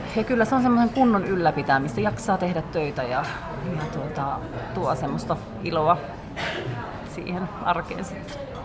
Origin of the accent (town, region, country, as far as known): Turku, Southwest Finland, Finland; born or raised there; also born or lived in Mikkeli / Siilinjärvi; now in Kuopio, Finland